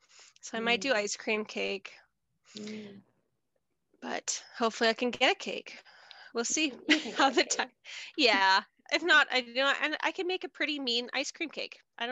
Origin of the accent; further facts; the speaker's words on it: Lindsay, Ontario, Canada; moved away as an adult; now in Edson, Canada; I've lived in Edson for, I think, 6.5 years now. I'm originally from Ontario, a little town called Lindsay, City of Cortha Lakes, beautiful, all lakes.